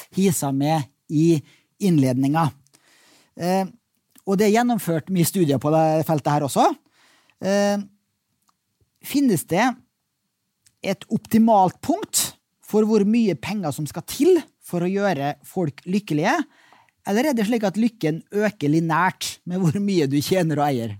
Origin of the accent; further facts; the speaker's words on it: Molde, Møre og Romsdal, Norway; kom fra hjembyen min, Molde